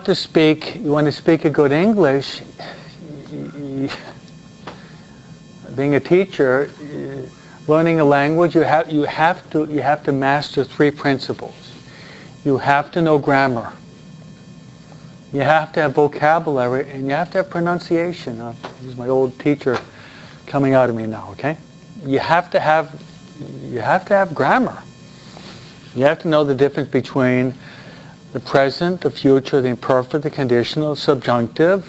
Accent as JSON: {"language": "English", "region": "New York", "country": "United States", "said": "I'm a New Yorker"}